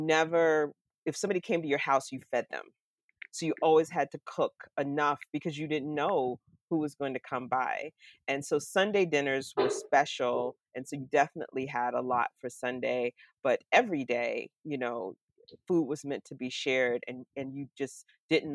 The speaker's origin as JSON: {"language": "English", "region": "Florida", "country": "United States", "tie": "born or raised there", "moved": "as an adult", "lives_now": "Pittsburgh, United States", "said": "growing up in Florida, in the South, here in the U.S. I live in Pittsburgh, Pennsylvania now, so I haven't lived in the South since 1989, when I left to go to college"}